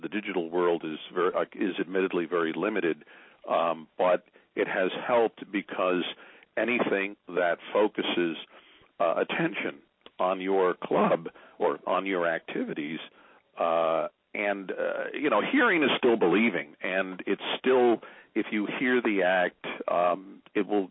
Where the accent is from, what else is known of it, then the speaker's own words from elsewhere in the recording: Newark, New Jersey, United States; moved away as an adult; also born or lived in Nutley, New Jersey / Illinois / Tennessee / Maryland; I was originally from Newark and Nutley, New Jersey.